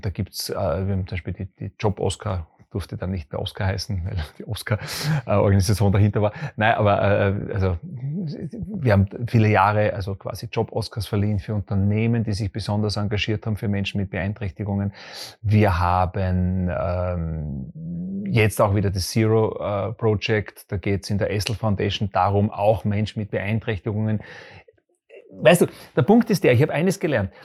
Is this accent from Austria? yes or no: yes; Graz, Styria, Austria; Ich bin in Graz groß geworden, in der Grazer Innenst-, ich bin ein Grazer Innenstadtkind. Ich bin da aufgewachsen.